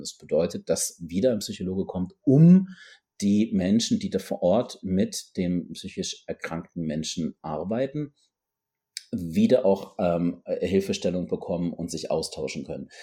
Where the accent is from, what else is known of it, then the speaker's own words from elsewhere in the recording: North Rhine-Westphalia, Germany; moved away; ich komme ursprünglich aus Nordrhein-Westfalen